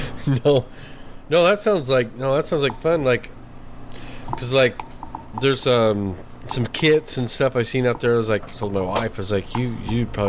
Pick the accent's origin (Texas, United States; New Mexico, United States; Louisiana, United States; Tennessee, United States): New Mexico, United States; moved away; we're from New Mexico